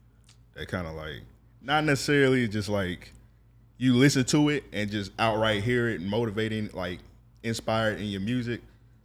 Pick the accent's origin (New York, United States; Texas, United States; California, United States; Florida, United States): Florida, United States; Jacksonville; I'm outnumbered because I'm a North Side nigga.